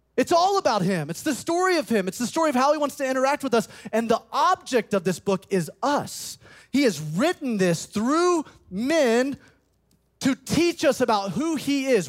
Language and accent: English; Birmingham, Alabama, United States; moved away as an adult; also born or lived in South Carolina; I grew up in Birmingham, Alabama, graduated from Tuscaloosa County High School.